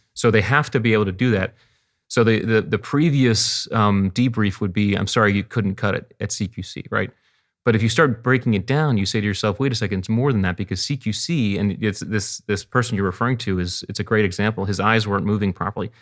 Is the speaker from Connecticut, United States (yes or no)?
yes; Connecticut, United States; we grew up in Connecticut on the beach, and I was a water rat.